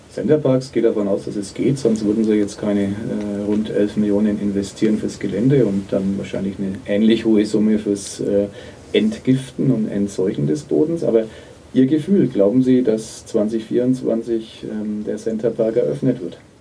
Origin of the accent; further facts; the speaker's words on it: Nuremberg, Bavaria, Germany; als Nürnberger